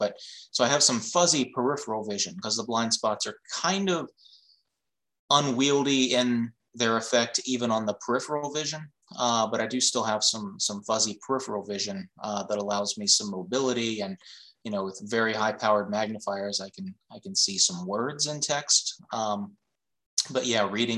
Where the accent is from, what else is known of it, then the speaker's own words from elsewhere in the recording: Charleston, West Virginia, United States; I'm from Charleston.